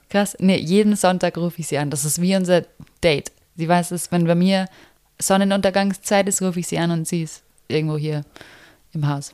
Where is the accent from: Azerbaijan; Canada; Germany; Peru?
Germany; first language German; now in Bali, Indonesia; mich zu haben als Deutsche